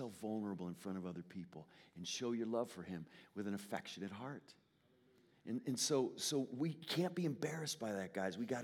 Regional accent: Connecticut, United States; I'm from Connecticut. I grew up in Connecticut

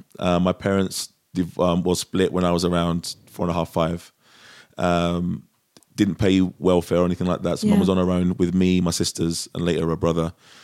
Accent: London, United Kingdom; moved away as an adult; I'm from Europe. Yeah, I was born in England.

